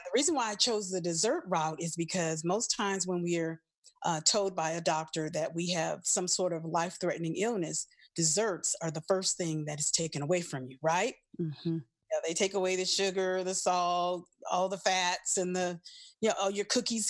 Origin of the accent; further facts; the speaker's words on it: New Orleans, Louisiana, United States; moved away; also born or lived in Los Angeles; I'm originally from New Orleans, Louisiana